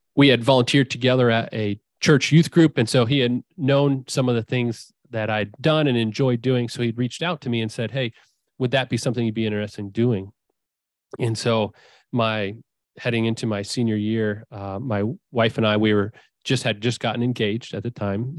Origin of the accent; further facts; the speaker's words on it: Findlay, Ohio, United States; also born or lived in Savannah, Georgia / Indiana; I grew up in Findlay, Ohio.